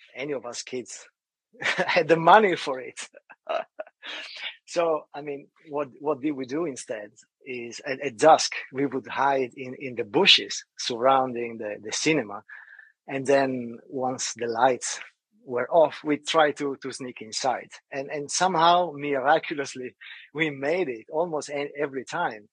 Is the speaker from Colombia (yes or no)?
no; Italy; moved away; I grew up in Italy